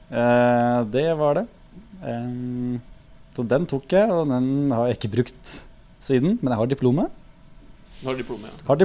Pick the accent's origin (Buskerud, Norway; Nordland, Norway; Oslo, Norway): Buskerud, Norway; Krokstadelva; ja, altså nærme Krokstadelva. Jeg vokste opp